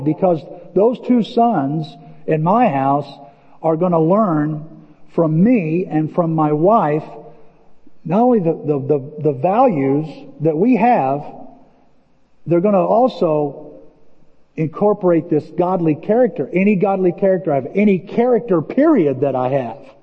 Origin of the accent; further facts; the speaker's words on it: Illinois, United States; I'm from Illinois.